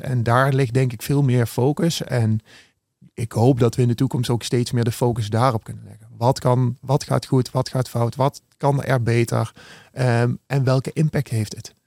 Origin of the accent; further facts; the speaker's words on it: Beneden-Leeuwen, Gelderland, Netherlands; Ik ben eh, geboren en getogen in het mooie Benedenleeuwen